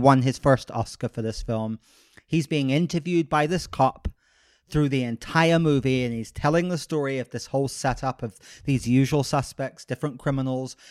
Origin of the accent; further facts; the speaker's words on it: United Kingdom; now in Los Angeles, United States; I am the most, like, unconservative British person I know